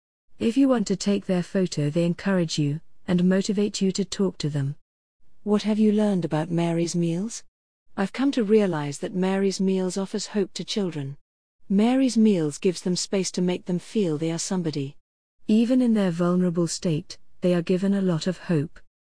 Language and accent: English; Grand Cape Mount County, Liberia